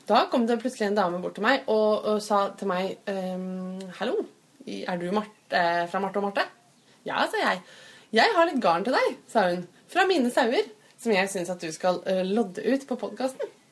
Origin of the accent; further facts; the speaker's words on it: Fredrikstad, Østfold, Norway; min hjemby Fredrikstad